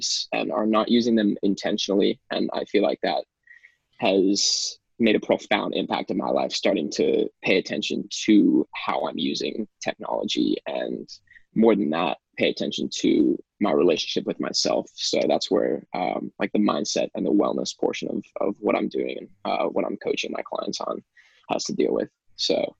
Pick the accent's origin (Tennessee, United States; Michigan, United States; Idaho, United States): Idaho, United States; moved away as an adult; now in California, United States; I was born and raised in Idaho